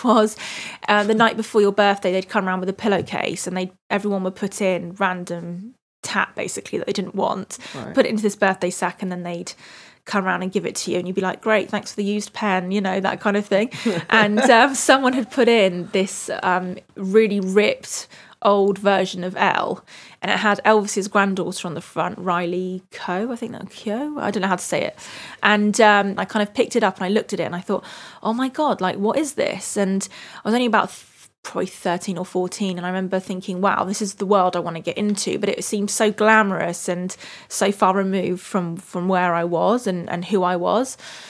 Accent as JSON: {"language": "English", "country": "United Kingdom", "said": "I love being British most of the time. I love fish and chips, roast dinners, tea."}